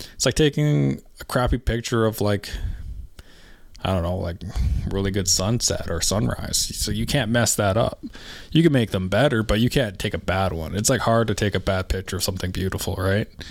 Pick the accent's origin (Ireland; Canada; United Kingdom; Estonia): Canada; now in Alberta, Canada; I'm from Canada. I'm Canadian.